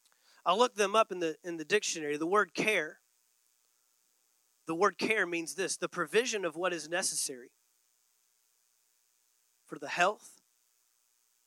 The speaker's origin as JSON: {"language": "English", "region": "Texas", "country": "United States", "tie": "born or raised there", "moved": "yes", "said": "I grew up in Texas"}